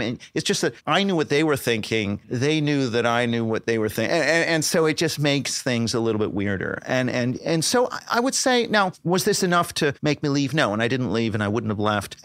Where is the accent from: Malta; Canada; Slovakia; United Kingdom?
Canada; moved away; Canada, you know, where I'm from, uh, originally